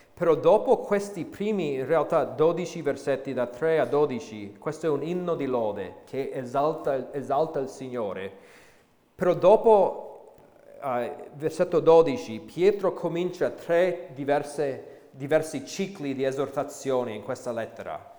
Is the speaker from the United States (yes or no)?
yes; United States; moved away as an adult; now in Italy; sono cresciuto um, negli Stati Uniti